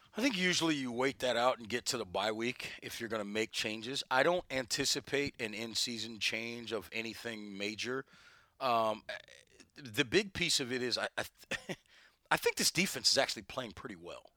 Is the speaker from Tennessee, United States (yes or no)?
yes; Tennessee, United States; I'm from Tennessee, grew up as a kid as a Tennessee fan